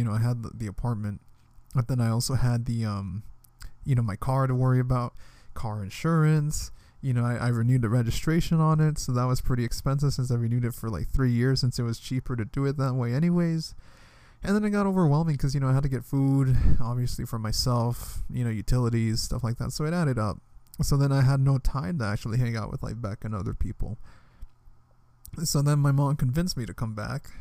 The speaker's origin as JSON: {"language": "English", "town": "Washington", "region": "District of Columbia", "country": "United States", "moved": "as an adult", "said": "from D.C., like, the other Washington"}